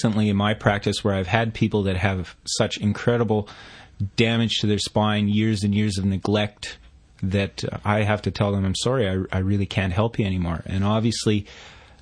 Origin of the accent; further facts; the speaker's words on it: Canada; moved away as an adult; now in Australia; I studied it in my home country of Canada